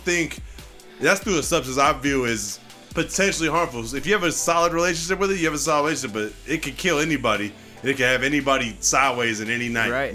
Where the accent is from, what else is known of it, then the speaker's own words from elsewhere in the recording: Puget Sound, Washington, United States; I come from Washington State, Puget Sound. Grew up, you know, between Federal Way, Tacoma, Kent.